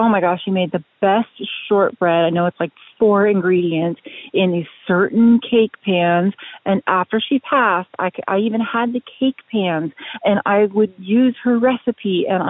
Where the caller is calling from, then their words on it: Washington, United States; I'm calling from Westrugal, Washington